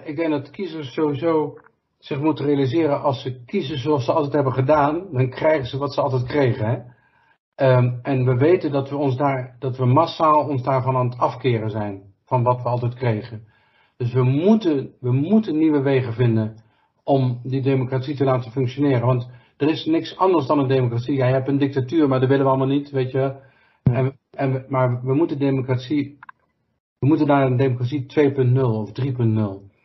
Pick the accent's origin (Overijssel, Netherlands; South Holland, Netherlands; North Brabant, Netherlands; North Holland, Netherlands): North Brabant, Netherlands; als Brabanders begrijpen we